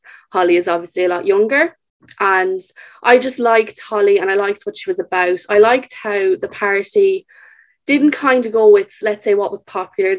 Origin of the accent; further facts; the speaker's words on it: Castlerea, County Roscommon, Ireland; I'm from Castlereagh, County Roscommon